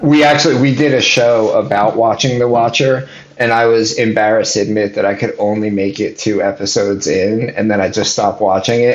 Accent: Essex County, New Jersey, United States; we grew up in Essex County

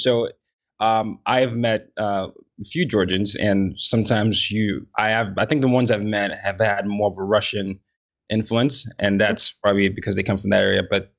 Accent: Nigeria; I'm a Nigerian, so I definitely understand the level.

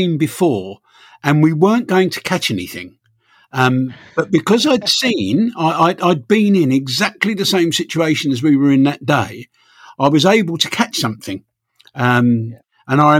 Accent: London, United Kingdom; I come from Holloway in North London

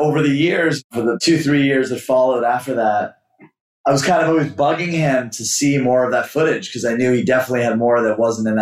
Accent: Montreal, Quebec, Canada; moved away; also born or lived in New York; When I grew up skating in Montreal

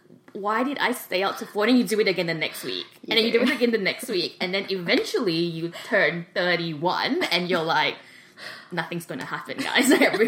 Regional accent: Malaysia; moved away as an adult; now in Sydney, Australia; So I went to the University of Sydney. I moved from Malaysia to Sydney specifically for that reason.

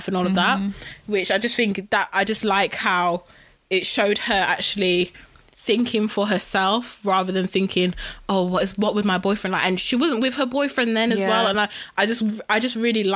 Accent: Wolverhampton, West Midlands, United Kingdom; we're all from Wolves

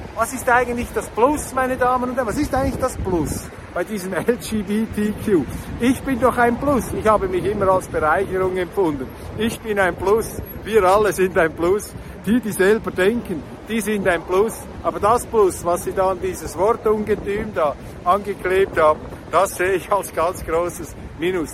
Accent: Switzerland; als Schweizer

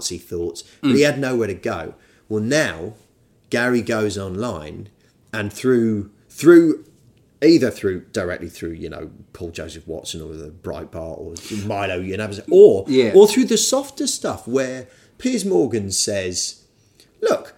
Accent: United Kingdom; I'm British

